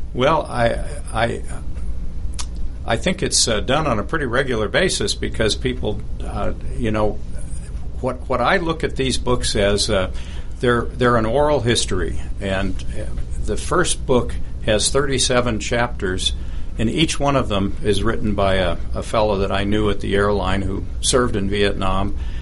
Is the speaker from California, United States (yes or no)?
yes; Berkeley, California, United States; I was born in Berkeley, California, and Berkeley in the 1950s, when I was growing up, was a very patriotic place